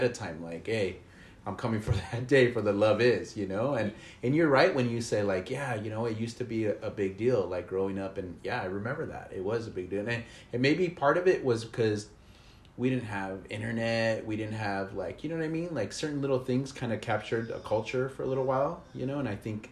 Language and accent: English; near San Gabriel Valley, California, United States; I grew up not too far from San Gabriel Valley